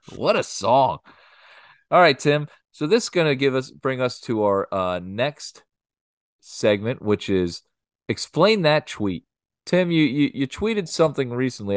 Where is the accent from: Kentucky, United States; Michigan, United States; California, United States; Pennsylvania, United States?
Pennsylvania, United States; Lansdale; I'm from Lansdale